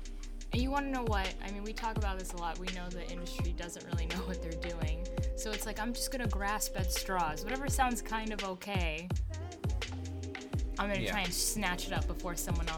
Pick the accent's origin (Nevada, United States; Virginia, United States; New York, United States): New York, United States; New York City; born and raised in the Bronx